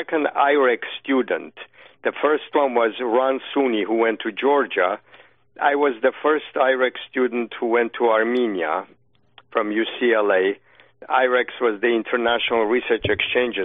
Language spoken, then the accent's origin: English; Iran; now in United States; I know Persian very well and I'm from Iran